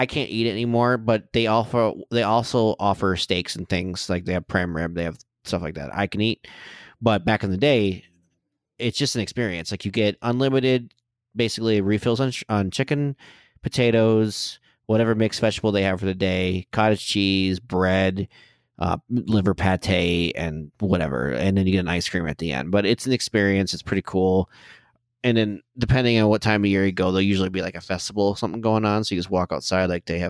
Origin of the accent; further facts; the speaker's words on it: Flint, Michigan, United States; moved away; So I'm from Flint, Michigan. I was born and raised there.